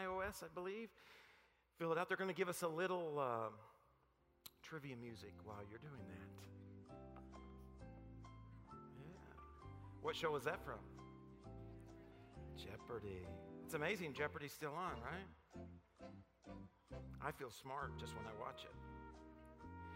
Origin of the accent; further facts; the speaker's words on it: Paragould, Arkansas, United States; moved away; I'm from Paragould, Arkansas